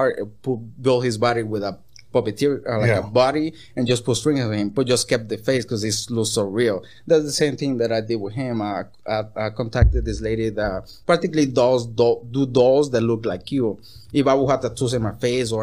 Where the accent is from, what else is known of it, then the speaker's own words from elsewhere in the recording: Tijuana, Baja California, Mexico; first language Spanish; English is a second language; now in Los Angeles, United States; I'm from Tijuana, you know, that's where I'm from.